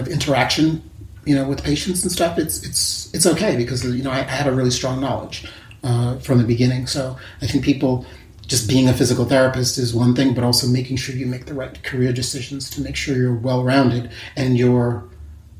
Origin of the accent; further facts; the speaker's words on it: New York, United States; also born or lived in San Francisco, California; I'm from New York